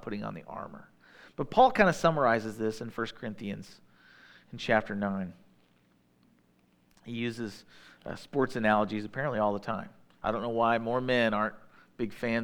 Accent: Midwest, United States; I'm a Midwesterner.

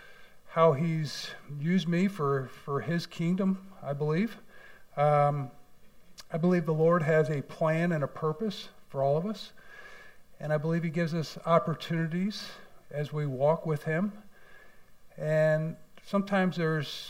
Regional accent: St. Louis, Missouri, United States; moved away as an adult; also born or lived in Columbia, Missouri / Branson, Missouri; now in Farmington, United States; I grew up in St. Louis, went to University of Missouri, Columbia

